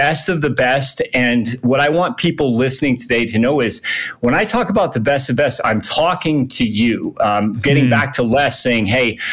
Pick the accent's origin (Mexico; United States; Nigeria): United States; Connecticut; moved away as an adult; also born or lived in San Diego, California / Flagstaff, Arizona; now in Reno, United States; I originally grew up back east in Connecticut, but I came out west